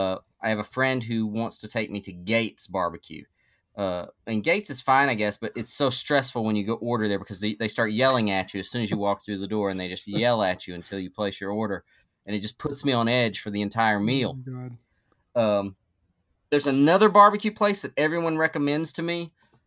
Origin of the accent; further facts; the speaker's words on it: North Carolina, United States; I grew up in North Carolina, and North Carolina barbecue is drastically different than the barbecue here in the Midwest, and drastically superior.